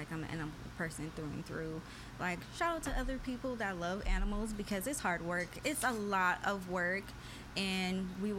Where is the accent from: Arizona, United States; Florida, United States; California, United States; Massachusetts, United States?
California, United States; Compton; I am from Compton, California.